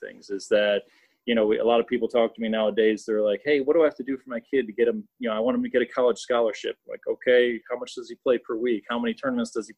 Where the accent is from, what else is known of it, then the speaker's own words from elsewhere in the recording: Flossmoor, Illinois, United States; I grew up in Flossmoor, which is the south suburb of Chicago